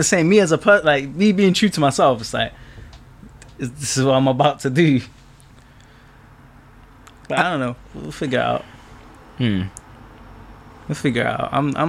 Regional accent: London, United Kingdom; We're from London, man.

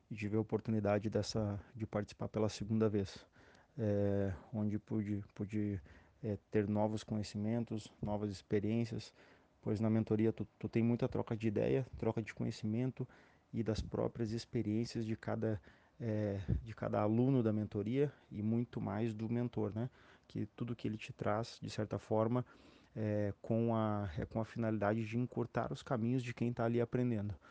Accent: Porto Alegre, Rio Grande do Sul, Brazil; now in Curitiba, Brazil; sou natural de Porto Alegre, hoje resido em Curitiba

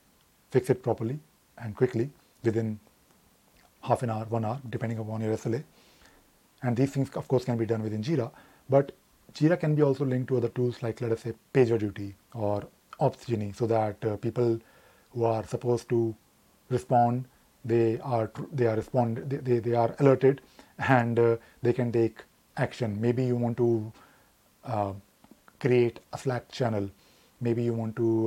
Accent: Delhi, India; I'm from Delhi, but I have traveled India quite a lot

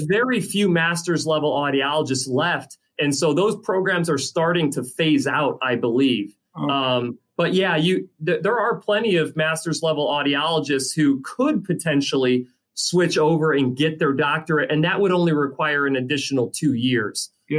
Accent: Illinois, United States; my home state of Illinois

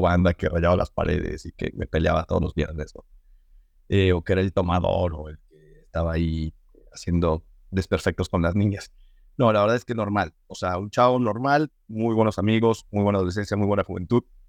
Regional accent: Mexico City, Mexico; soy chilargo de la Ciudad de México. Eh, estudié ahí en colegios de los legionarios de Cristo, toda mi niñez, toda mi adolescencia

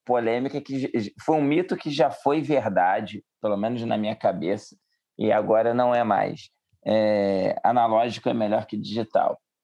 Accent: Rio de Janeiro, Brazil; accent: carioca; moved away; eles ouvem o sotaque e falam, ih, é carioca

